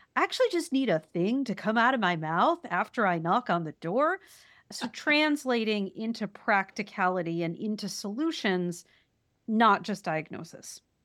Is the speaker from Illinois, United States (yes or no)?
no; Wisconsin, United States; I'm from Wisconsin